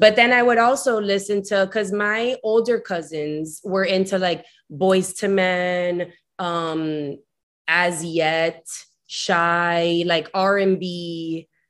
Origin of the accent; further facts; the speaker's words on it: Miami, Florida, United States; also born or lived in New York City, United States; I'm from Miami proper, uh, but only first generation Miami